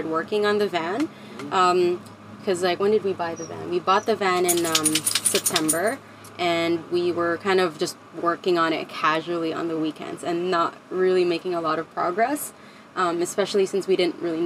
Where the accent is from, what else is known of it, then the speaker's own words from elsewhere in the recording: Philippines; moved away; also born or lived in Canada / California; originally from the Philippines, but I lived in Canada for a few years and then lived in California for a few years